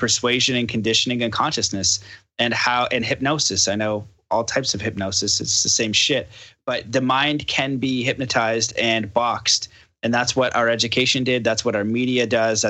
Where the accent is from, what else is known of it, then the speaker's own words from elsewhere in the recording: Canada; I'm from Canada